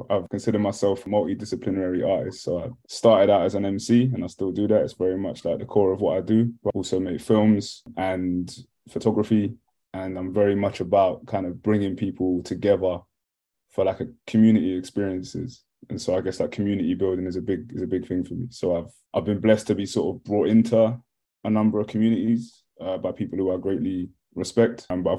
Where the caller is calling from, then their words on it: Brentford, London, United Kingdom; I'm in West London, Brentford, West London.